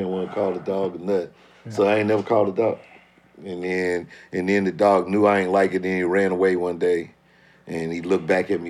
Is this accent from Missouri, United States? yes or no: yes; St. Louis, Missouri, United States; I'm from St. Louis.